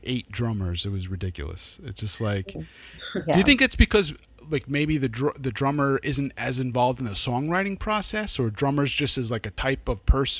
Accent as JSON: {"language": "English", "area": "Hudson Valley", "region": "New York", "country": "United States", "moved": "as an adult", "lives_now": "Los Angeles, United States", "said": "I moved here 2 years ago and I'm from the Hudson Valley part of New York"}